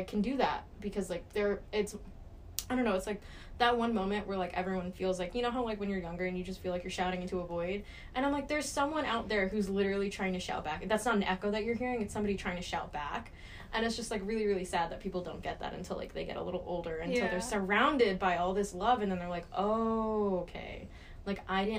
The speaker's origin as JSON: {"language": "English", "region": "Texas", "country": "United States", "tie": "born or raised there", "said": "I'm from Texas. I'm from the South. I grew up in the Bible Belt."}